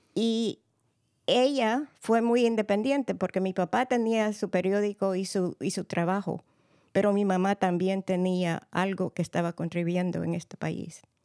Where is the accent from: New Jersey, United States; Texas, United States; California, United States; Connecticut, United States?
California, United States; San Francisco; also born or lived in El Salvador; vine a los Estados Unidos ah, ah, muy chiquita, de cinco años, y me crié en San Francisco y soy de padres salvadoreños